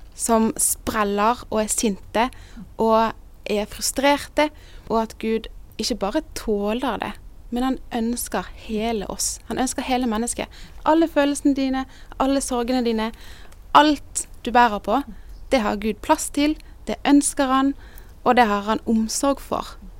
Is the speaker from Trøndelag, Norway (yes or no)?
no; Bergen, Vestland, Norway; moved away as an adult; also born or lived in Northern Norway / Sørlandet; now in Kristiansand, Norway; Jeg er egentlig bergenser